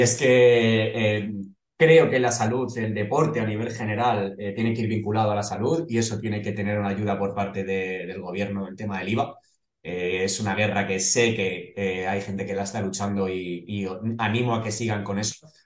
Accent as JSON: {"language": "Spanish", "town": "Móstoles", "region": "Community of Madrid", "country": "Spain", "said": "nosotros somos de Madrid, eh, de un barrio del sur de Madrid, de Móstoles"}